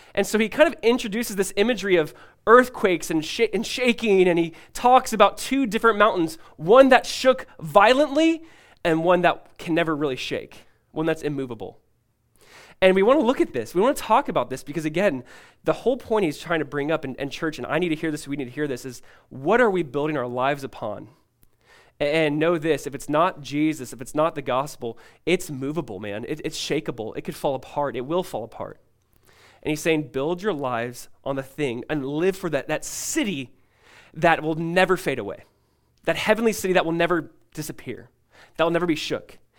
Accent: California, United States; growing up in California as a kid

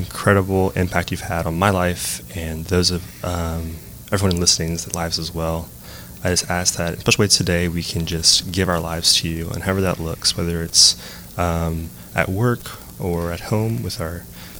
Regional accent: Lafayette, Louisiana, United States; I grew up here in Lafayette. Went to Lafayette High School

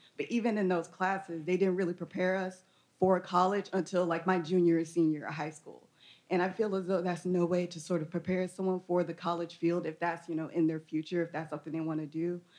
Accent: Atlanta, Georgia, United States; moved away as an adult; now in Austin, United States; I myself am not like a Texas native. I come all the way from Atlanta, Georgia.

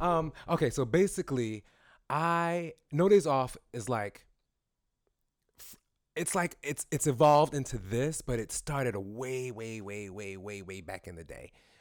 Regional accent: New York City, New York, United States; I'm from Brooklyn.

